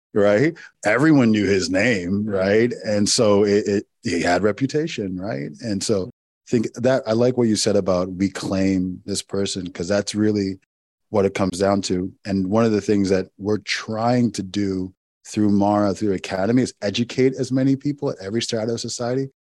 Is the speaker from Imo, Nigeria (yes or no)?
yes; Owerri, Imo, Nigeria; my my hometown in Owerri, Nigeria